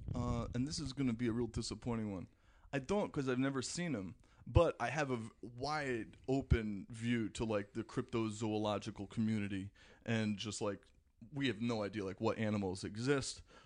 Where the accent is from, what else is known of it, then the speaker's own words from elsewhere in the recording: Paramus, New Jersey, United States; also born or lived in Manhattan, New York; Got a small uh, small house in Paramus, New Jersey, which was where I ended up growing up